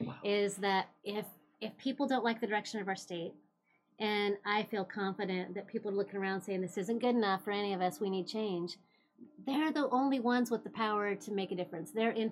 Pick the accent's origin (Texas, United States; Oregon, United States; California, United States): Oregon, United States; Klamath Falls; I'm originally from Klamath Falls, small town, love small town